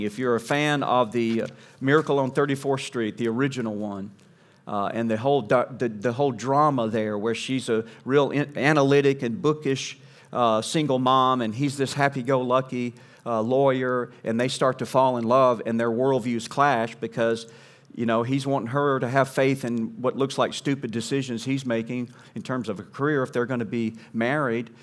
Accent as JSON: {"language": "English", "region": "Southeast", "country": "United States", "tie": "born or raised there", "said": "growing up in the Southeast, in the lower forty-eight"}